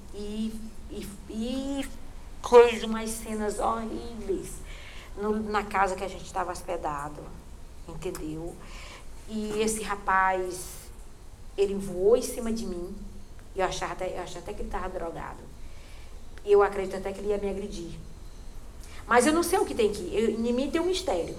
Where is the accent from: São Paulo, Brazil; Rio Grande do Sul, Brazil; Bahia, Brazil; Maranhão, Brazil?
Maranhão, Brazil; Cachoeira Grande; moved away; also born or lived in São Luís island; Eu nasci no interior da região do Munim, por nome Pindobal, que é município de Cachoeira Grande. Hoje se chama Cachoeira de Morros